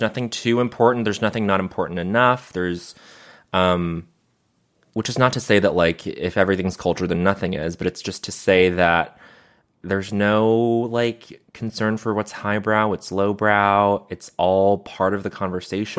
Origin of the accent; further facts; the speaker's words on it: Montreal, Quebec, Canada; growing up in Montreal